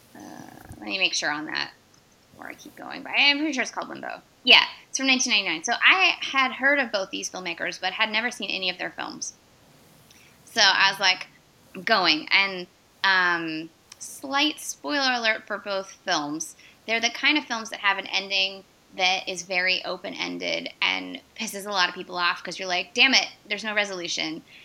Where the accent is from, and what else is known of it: Northern California, United States; born or raised there